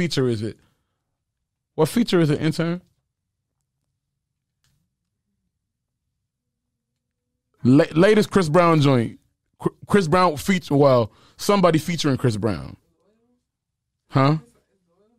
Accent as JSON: {"language": "English", "town": "Sarcelles", "region": "Île-de-France", "country": "France", "tie": "born or raised there", "moved": "yes", "said": "in front of my uncle's television in Sarcelles, France"}